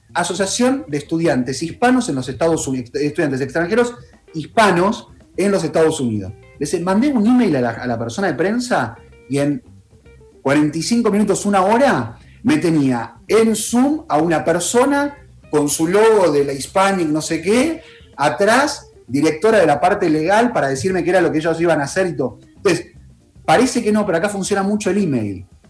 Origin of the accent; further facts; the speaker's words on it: Buenos Aires, Argentina; now in New York, United States; no soy ni porteño agrandado